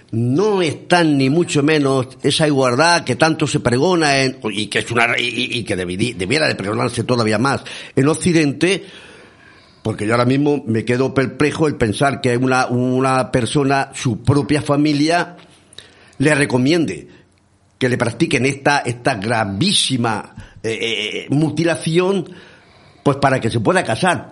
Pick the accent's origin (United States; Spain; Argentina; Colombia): Spain; Bullas, Region of Murcia; yo soy de bullas